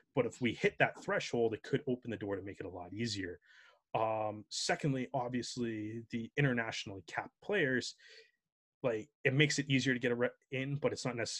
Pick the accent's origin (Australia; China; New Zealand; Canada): Canada; as Canadian rugby fans